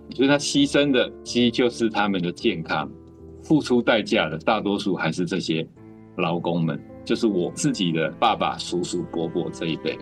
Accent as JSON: {"language": "Chinese", "region": "Kaohsiung", "country": "Taiwan", "tie": "born or raised there", "said": "我其实是在高雄出生的"}